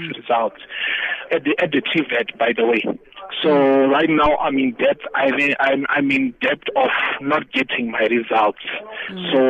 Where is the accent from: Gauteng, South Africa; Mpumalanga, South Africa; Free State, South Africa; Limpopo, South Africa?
Limpopo, South Africa; moved away as an adult; I'm from Limpopo. Then I came this side to study at one of the TVETs.